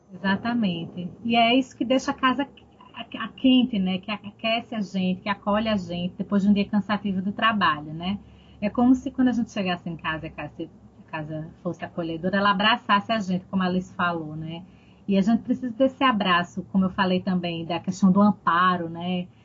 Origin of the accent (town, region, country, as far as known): Northeast Region, Brazil; accent: Nordestino